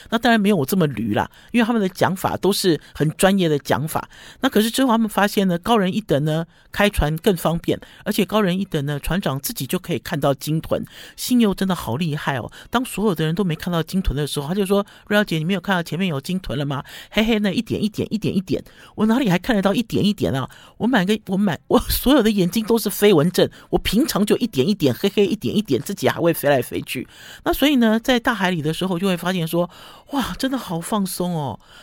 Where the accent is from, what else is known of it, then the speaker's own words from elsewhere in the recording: Taipei, Taiwan; 我们台北人最喜欢腌制虾了